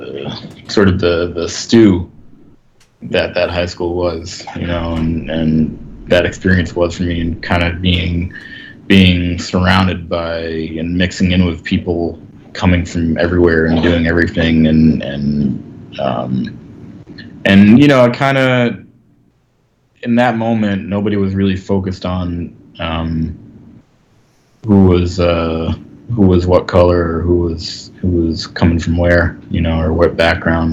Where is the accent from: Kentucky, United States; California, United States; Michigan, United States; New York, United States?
New York, United States; I was coming from Park Slope